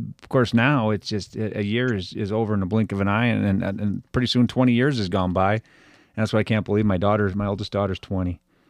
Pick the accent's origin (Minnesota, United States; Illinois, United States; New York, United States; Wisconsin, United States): Wisconsin, United States; growing up in Wisconsin, they're going to like the sport anyway, just because you almost have to, right?